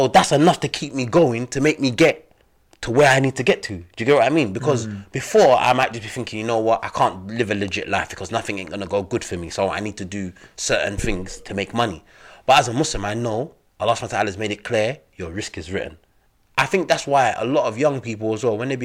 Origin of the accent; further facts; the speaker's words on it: London, United Kingdom; also born or lived in Gambia / Egypt; being black, growing up in London